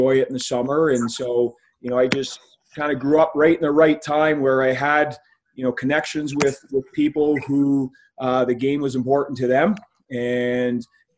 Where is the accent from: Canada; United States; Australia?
Canada; Brantford, Ontario; I grew up in Brantford, Ontario, and for those who don't know, it's the home of Wayne Gretzky, and so just as a Canadian town